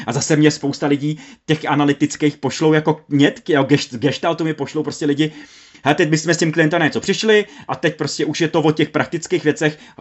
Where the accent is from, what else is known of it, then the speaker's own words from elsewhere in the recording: Moravia, Czechia; u nás na Moravě